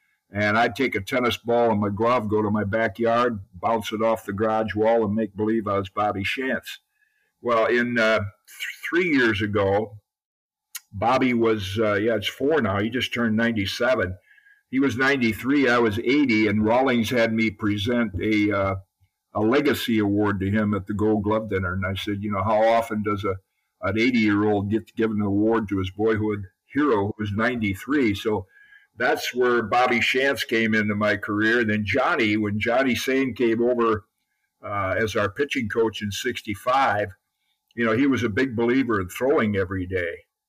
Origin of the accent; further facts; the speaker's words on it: Zeeland, Michigan, United States; growing up in Zeeland, Michigan